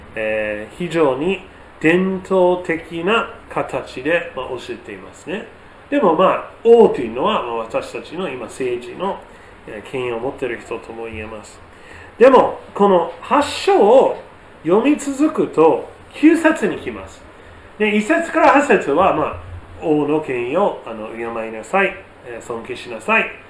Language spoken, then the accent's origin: Japanese; United States; now in Japan; 私の母国のアメリカ